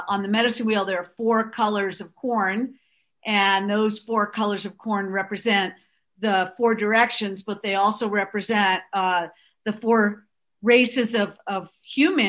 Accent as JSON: {"language": "English", "area": "North Shore of Long Island", "region": "New York", "country": "United States", "tie": "born or raised there", "said": "we grew up on the North Shore of Long Island"}